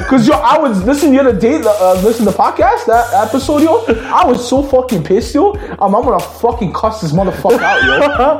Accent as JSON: {"language": "English", "town": "Brampton", "region": "Ontario", "country": "Canada", "said": "I know from Brampton, and it's sad that I'm from Brampton."}